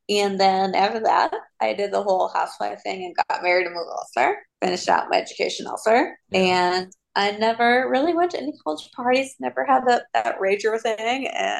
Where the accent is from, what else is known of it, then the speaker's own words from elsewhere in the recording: East Cleveland, Ohio, United States; moved away as an adult; now in Birmingham, United States; Born and raised East Cleveland, Ohio.